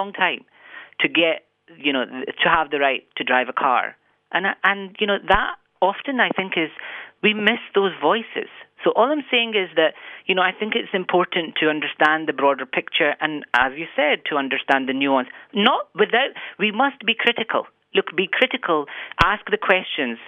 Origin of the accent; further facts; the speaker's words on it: Scotland, United Kingdom; now in Ireland; where I'm from, Scotland, is changing. I am equally Pakistani in terms of where my parents came from, and I'm equally Scottish